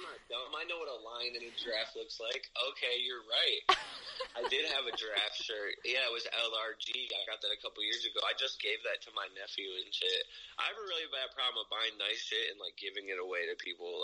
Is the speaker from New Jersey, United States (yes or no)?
no; Ohio, United States